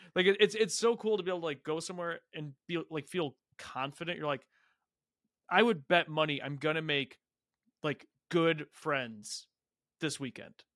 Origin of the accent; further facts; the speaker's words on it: Ohio, United States; moved away; also born or lived in Austin, Texas / Columbus, Ohio; I'm originally from Ohio